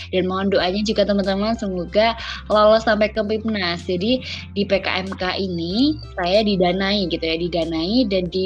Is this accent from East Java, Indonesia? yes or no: yes; Ponorogo, East Java, Indonesia; Dan saya asalnya dari Ponorogo Jawa Timur.